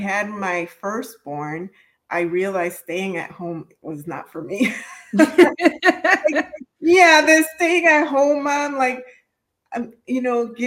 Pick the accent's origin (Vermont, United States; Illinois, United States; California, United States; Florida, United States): Illinois, United States; Chicago; I am a daughter of immigrants, born and raised in Chicago.